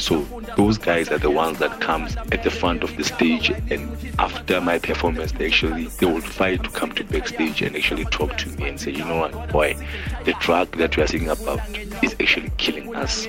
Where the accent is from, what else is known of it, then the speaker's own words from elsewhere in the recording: South Africa; I'm a South African.